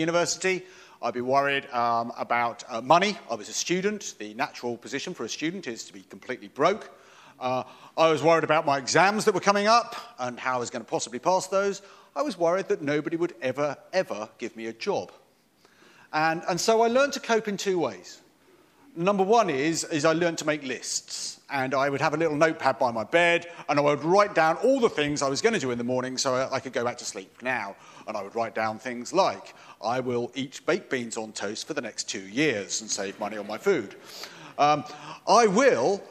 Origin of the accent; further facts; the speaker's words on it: Lingfield, England, United Kingdom; I came from Limfield. As you heard, I grew up here.